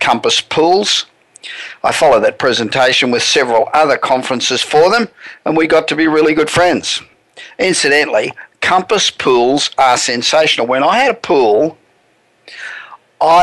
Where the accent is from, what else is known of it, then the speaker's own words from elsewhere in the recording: Australia; moved away as an adult; now in United States; I was born in Australia and I moved to the US 27 years